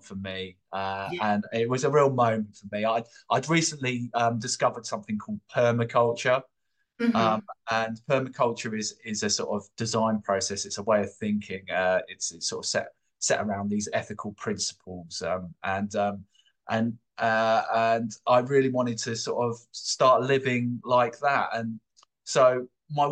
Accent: London, United Kingdom; moved away as an adult; I grew up in London. I'm from London, and I grew up with my family in Camberwell, southeast London.

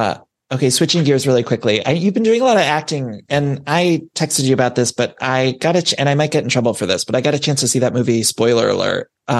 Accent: Ohio, United States; I'm from Ohio

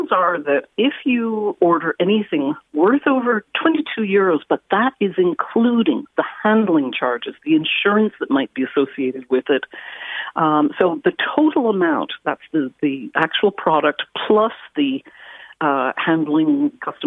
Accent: Canada; moved away as an adult; I'm a Canadian who has lived here for nearly 40 years

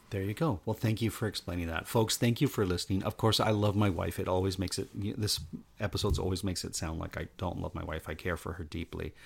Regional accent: Canada; I'm sitting there as a Canadian

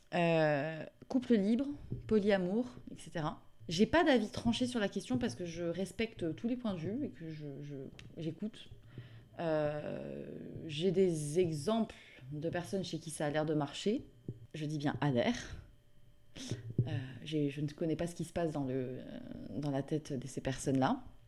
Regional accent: south of France, France; now in Paris, France; je viens du sud de la France

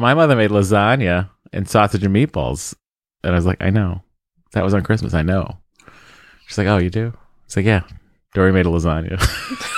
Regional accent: Lowell, Massachusetts, United States; also born or lived in East Cambridge, Massachusetts (family); we moved to Lowell

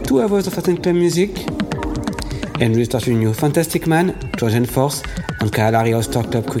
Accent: Paris, Île-de-France, France; I'm from Paris.

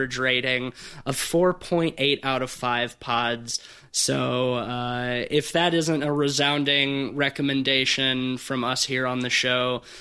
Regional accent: Fairhope, Alabama, United States; my hometown, Fairhope, Alabama

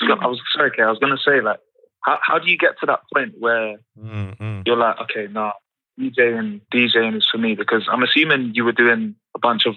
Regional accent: London, United Kingdom; Me and Kieran grew up in Brixton, but then branched out to other sides. So when we was living in Brixton

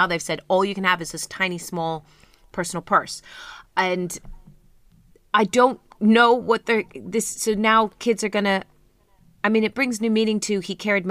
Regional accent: United Kingdom; we're uptight and we're British

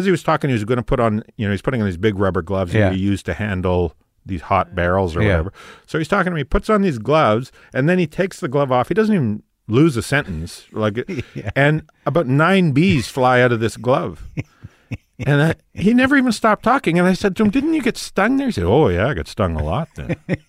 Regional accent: Tisdale, Saskatchewan, Canada; My hometown, Tisdale, Saskatchewan, had this, they just changed it as of a couple of years

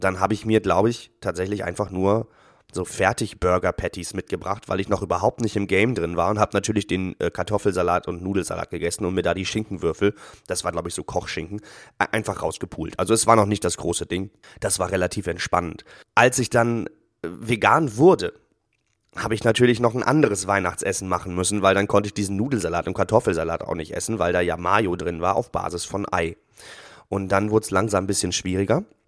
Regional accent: Northern Germany, Germany; bei uns in Norddeutschland

